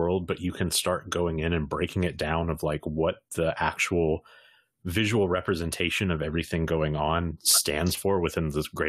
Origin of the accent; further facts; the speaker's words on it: Mississippi Gulf Coast, United States; also born or lived in Jackson, Mississippi; So we're from Jackson, Mississippi. I grew up on the coast, which is where the comic shop is.